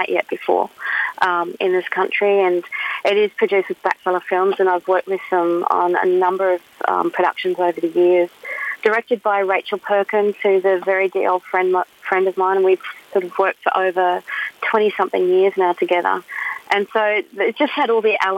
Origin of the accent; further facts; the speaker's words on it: Mount Isa, Queensland, Australia; So I'm originally from Mount Isa, born and bred